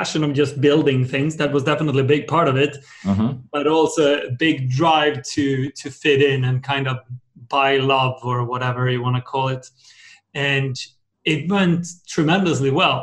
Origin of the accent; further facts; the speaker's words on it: Sweden; my background, I'm from Sweden